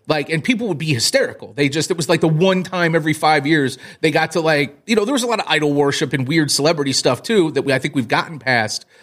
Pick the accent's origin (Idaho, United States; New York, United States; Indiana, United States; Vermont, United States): Indiana, United States; South Bend; I grew up in South Bend, Notre Dame, Indiana